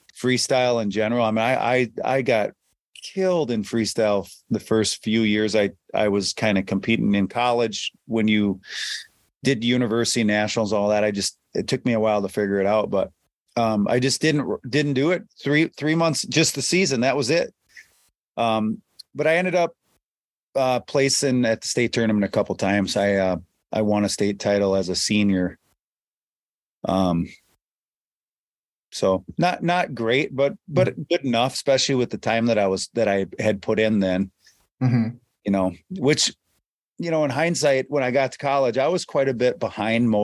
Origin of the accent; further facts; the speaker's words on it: Durand, Wisconsin, United States; I grew up in Durand, Wisconsin